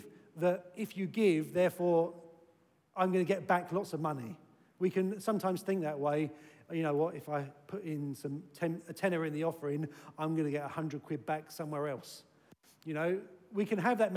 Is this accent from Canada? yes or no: no; United Kingdom; we're British